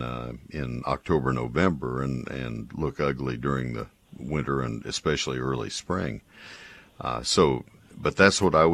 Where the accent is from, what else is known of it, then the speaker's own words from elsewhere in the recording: Brazos County, Texas, United States; I grew up in Brazos County